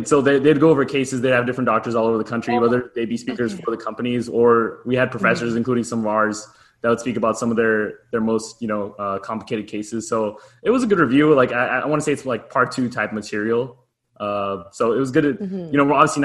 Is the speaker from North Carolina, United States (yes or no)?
no; Southern California, United States; also born or lived in Arizona; I'm born and raised in Southern California